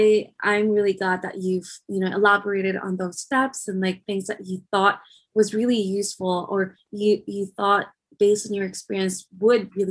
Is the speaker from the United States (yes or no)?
no; Philippines; moved away; I'm from the Philippines